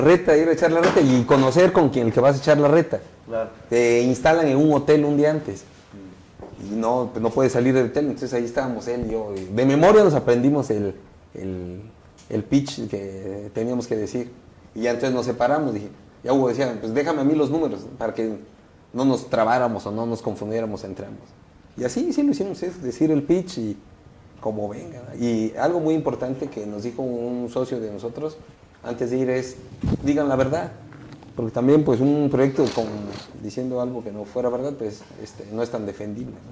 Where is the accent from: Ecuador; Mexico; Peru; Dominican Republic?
Mexico; Oaxaca; somos los únicos oaxaqueños que hemos ido a representar a, Oaxaca